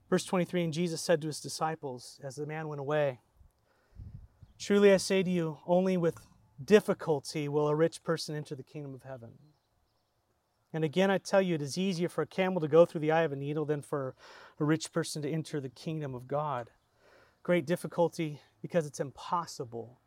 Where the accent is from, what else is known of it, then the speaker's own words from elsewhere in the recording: San Diego, California, United States; I grew up in San Diego